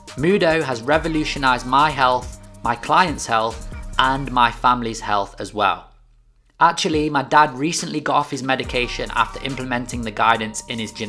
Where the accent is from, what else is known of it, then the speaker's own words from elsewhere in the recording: Nottingham, East Midlands, United Kingdom; He's based in Nottingham, my hometown. We're both from the same city.